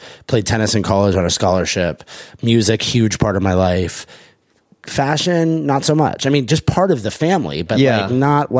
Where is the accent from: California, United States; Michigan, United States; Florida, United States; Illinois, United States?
California, United States; Los Angeles; born or raised there